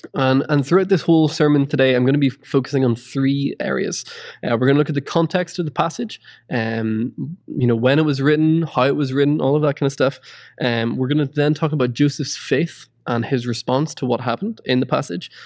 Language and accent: English; Ireland; moved away; I'm originally from Ireland, and it's always cold.